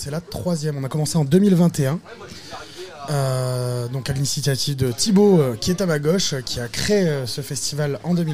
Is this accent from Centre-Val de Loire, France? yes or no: no; Hauts-de-France, France; On vient du Nord.